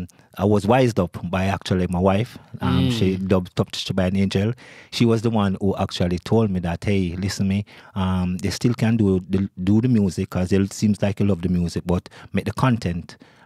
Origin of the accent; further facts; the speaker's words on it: Jamaica; I actually love the music, you know, because I'm from Jamaica, as I pointed out before.